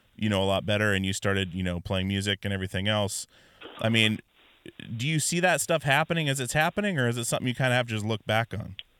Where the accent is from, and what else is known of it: Alaska, United States; born or raised there